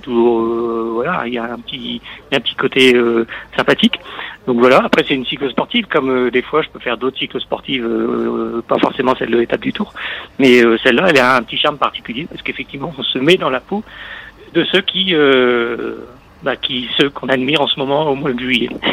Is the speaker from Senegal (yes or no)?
no; Nord, Hauts-de-France, France; je suis du Nord, à côté du carrefour du Larp